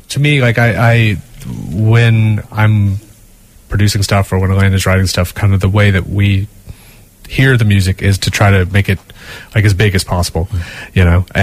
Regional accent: Southern United States, United States; also born or lived in Boston / London; now in Ireland; grew up in the deep south in the states

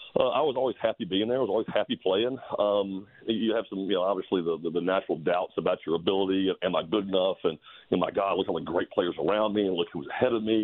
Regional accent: Macon, Georgia, United States; I grew up in Macon

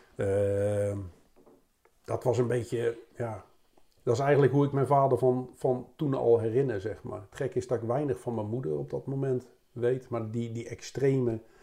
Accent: Rotterdam, South Holland, Netherlands; te wonen in Rotterdam, zeg maar, waar ik ook geboren, waar ik geboren ben

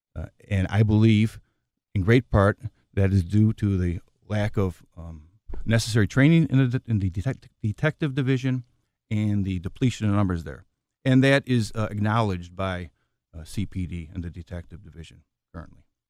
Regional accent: Chicago, Illinois, United States; I was born and raised in Chicago

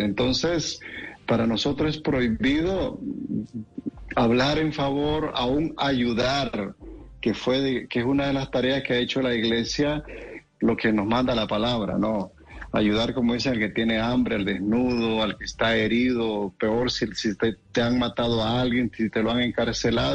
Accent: Nicaragua; moved away as an adult; now in California, United States; decimos nosotros en mi país

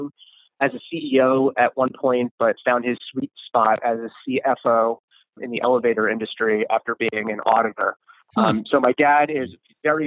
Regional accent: North Shore of Long Island, New York, United States; also born or lived in Queens, New York; I grew up, I was born in Queens, New York, grew up Long Island, on the North Shore of Long Island

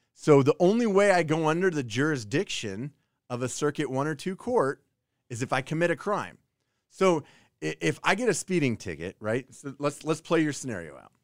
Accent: Kansas, United States; I was born in Kansas.

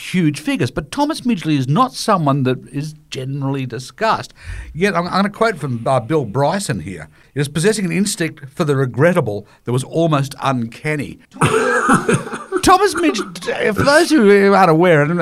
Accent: Australia; I'm 61 and I grew up in Australia, but I went to high school in the 70s

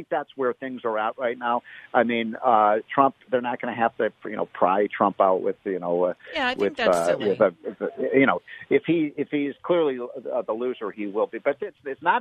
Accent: Illinois, United States; I'm from Illinois. We perfected the idea of you know, in Chicago of dead people voting

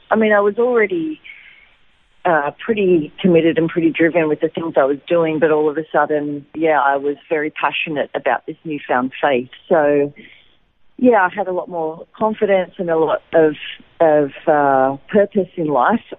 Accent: Wollongong, New South Wales, Australia; moved away as an adult; also born or lived in Lismore, New South Wales / Sydney; now in Israel; I was actually born in Lismore, in uh, New South Wales, up near the Queensland border, but I grew up in Wollongong mm-hmm. on the south coast. And uh, yeah, and then I moved to Sydney and had been in Sydney before here for about almost 20 years.

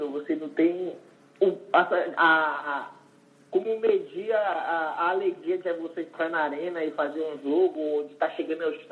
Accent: Northeast Region, Brazil; É, eu venho do Nordeste, a gente tem um

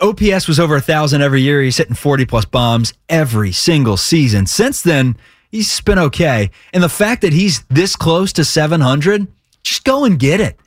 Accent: Cincinnati, Ohio, United States; I am from Cincy

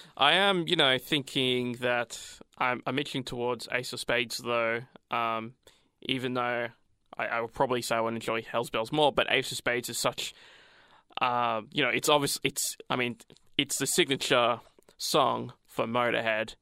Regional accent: Australia; I'm Australian.

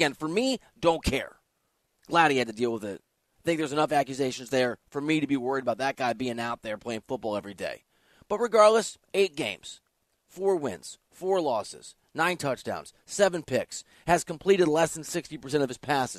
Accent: Iowa, United States; I'm from Iowa. That ain't Ohio, but I'm from that part of the country. I'm from the Midwest.

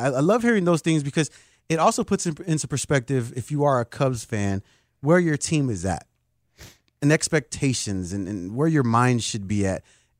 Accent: Chicago, Illinois, United States; And I'm born and raised in Chicago.

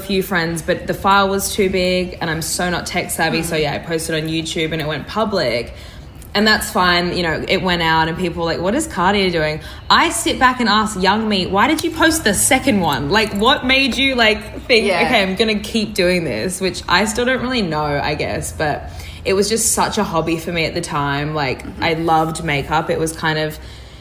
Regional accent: Brisbane, Queensland, Australia; I growing up in Brisbane

